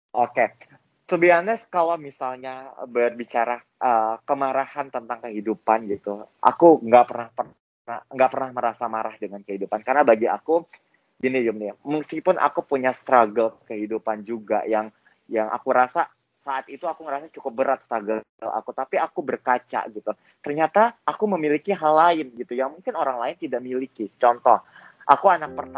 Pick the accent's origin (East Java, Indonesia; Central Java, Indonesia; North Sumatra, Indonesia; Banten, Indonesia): North Sumatra, Indonesia; Medan; moved away as an adult; now in Jakarta, Indonesia; Aku berasal dari Medan anyway.